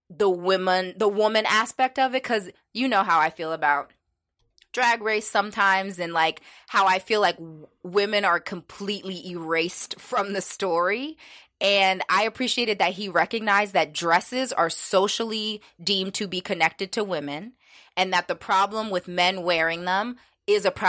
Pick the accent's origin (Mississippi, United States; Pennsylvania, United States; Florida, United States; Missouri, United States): Pennsylvania, United States; Pittsburgh; we talked about like growing up in Pittsburgh and all the changes that have happened there.